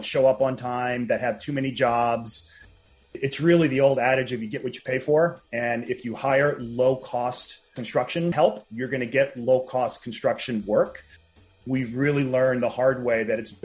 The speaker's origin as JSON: {"language": "English", "town": "New Orleans", "region": "Louisiana", "country": "United States", "moved": "yes", "lives_now": "Los Angeles, United States", "said": "I'm actually from New Orleans, even though I live out here in LA."}